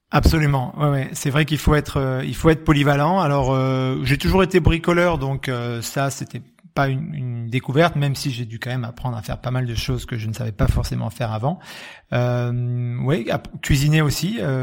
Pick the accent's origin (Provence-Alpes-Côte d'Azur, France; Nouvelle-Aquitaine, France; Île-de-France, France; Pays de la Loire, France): Nouvelle-Aquitaine, France; Graves; du jardin où j'ai grandi, dans les Graves